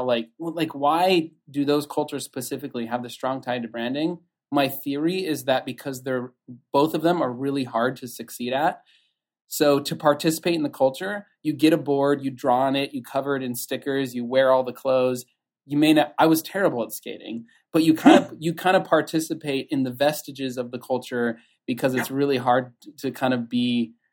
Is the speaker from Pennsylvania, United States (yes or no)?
no; Southern California, United States; I grew up in Southern California